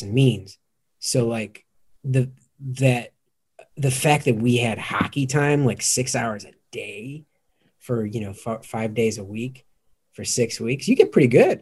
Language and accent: English; outside of Chicago, Illinois, United States; I grew up outside of Chicago.